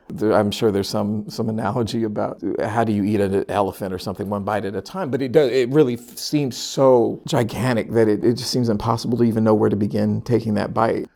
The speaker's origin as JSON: {"language": "English", "town": "Sacramento", "region": "California", "country": "United States", "tie": "born or raised there", "moved": "as an adult", "lives_now": "Philadelphia, United States", "said": "Born and raised in Sacramento, California."}